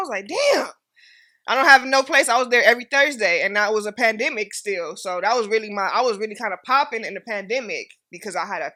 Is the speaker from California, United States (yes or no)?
yes; Inglewood, California, United States; I'm from Inglewood